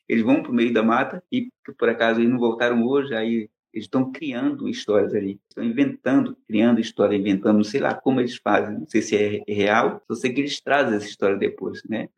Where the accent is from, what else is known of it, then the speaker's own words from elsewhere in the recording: Amazonas, Brazil; moved away as an adult; also born or lived in São Paulo; Eu nasci no Amazonas, sou amazonense